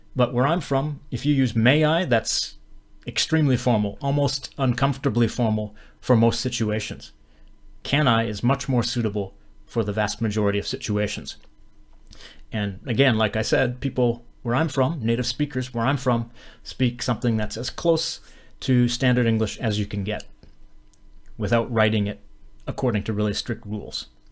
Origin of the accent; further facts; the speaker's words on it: Western Canada, Canada; where I'm from, I'm from Western Canada